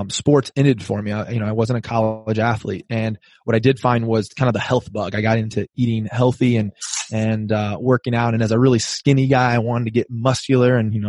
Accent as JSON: {"language": "English", "town": "Rock Island", "region": "Illinois", "country": "United States", "tie": "born or raised there", "moved": "as an adult", "lives_now": "San Diego, United States", "said": "I'm from Rock Island, Illinois"}